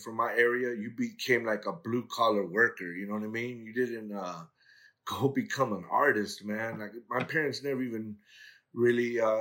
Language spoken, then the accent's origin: English; Los Angeles, California, United States; I grew up in the harbor area of L.A. I went to school in Torrance and graduated from San Pedro High School